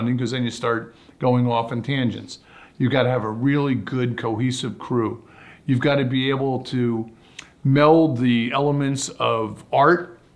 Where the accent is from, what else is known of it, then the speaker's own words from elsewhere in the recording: Barnegat Bay, New Jersey, United States; I grew up sailing in Barnicot Bay, New Jersey, in the Jersey Shore